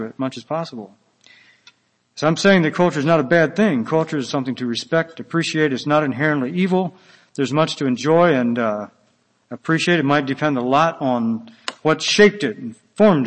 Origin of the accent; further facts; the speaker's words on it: Virginia, United States; now in Minnesota, United States; I'm from Virginia, we're Americans.